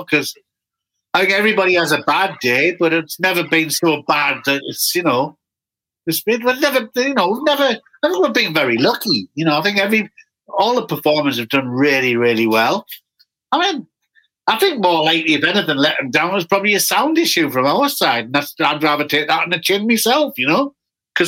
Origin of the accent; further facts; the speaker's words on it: Newcastle upon Tyne, North East England, United Kingdom; I'm from Newcastle in the north of England.